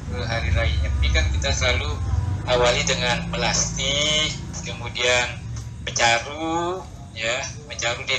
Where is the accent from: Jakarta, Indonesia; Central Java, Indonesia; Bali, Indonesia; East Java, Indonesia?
Bali, Indonesia; Singaraja; 1980 dan tidak serentak pun kalau ada ogoh di seluruh Bali tidak di kampung saya